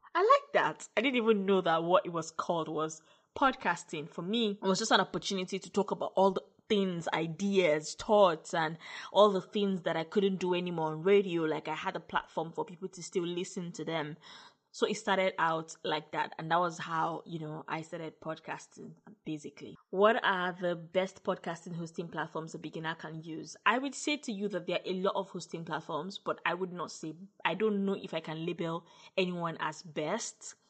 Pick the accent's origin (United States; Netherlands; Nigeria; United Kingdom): Nigeria; as a Nigerian podcaster